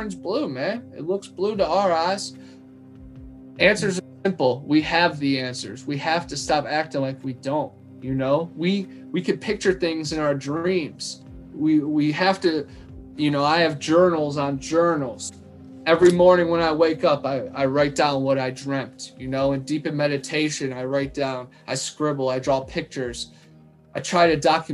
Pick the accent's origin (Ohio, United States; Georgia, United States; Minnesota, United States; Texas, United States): Ohio, United States; moved away as an adult; now in Florida, United States; I've been going back to my old school back in Ohio